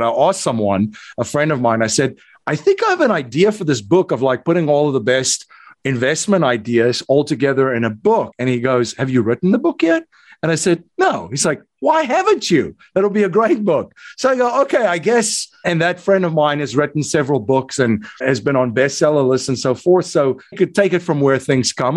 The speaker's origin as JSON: {"language": "English", "country": "South Africa", "accent": "South African", "moved": "as an adult", "lives_now": "United States", "said": "I'm originally from South Africa. So, that's hence the South African. the South African accent. I came to the United States in 2001"}